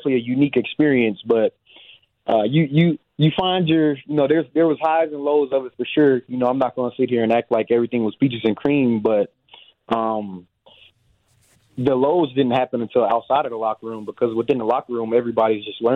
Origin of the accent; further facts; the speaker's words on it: Dallas, Texas, United States; moved away as an adult; also born or lived in Madison, Wisconsin; I'm from Dallas, Texas